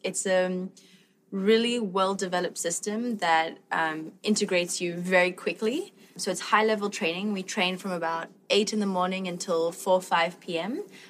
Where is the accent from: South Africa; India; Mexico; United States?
South Africa; moved away as an adult; now in Montreal, Canada; Well, I'm originally from South Africa. My dad's South African and my mom's French. And I was born and raised there until about 4 years ago. I moved to Canada to do the National Circus School there.